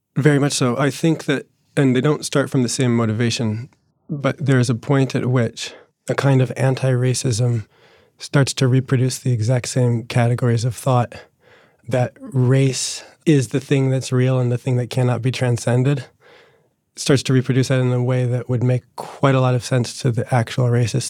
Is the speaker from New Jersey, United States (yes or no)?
yes; New Jersey, United States; born or raised there